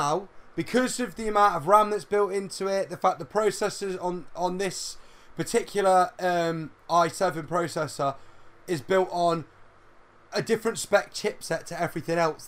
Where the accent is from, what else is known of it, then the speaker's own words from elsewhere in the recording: United Kingdom; We're in Britain. We're British.